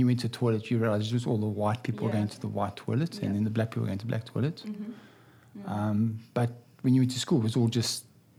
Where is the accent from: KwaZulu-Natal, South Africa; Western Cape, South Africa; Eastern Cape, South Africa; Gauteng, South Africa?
Gauteng, South Africa; Kempton Park; now in Australia; I grew up in South Africa, mm-hmm. in Johannesburg, in Kempton Park, under apartheid where everyone was separated.